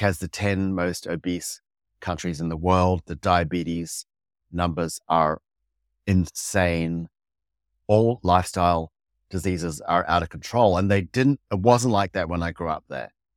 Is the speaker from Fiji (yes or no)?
yes; Fiji; moved away; also born or lived in Samoa / New York, United States / New Zealand; I grew up in Fiji